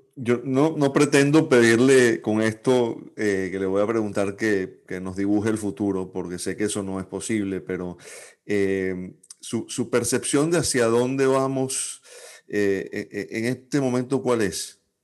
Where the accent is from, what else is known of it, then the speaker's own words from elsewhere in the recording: Venezuela; como venezolanos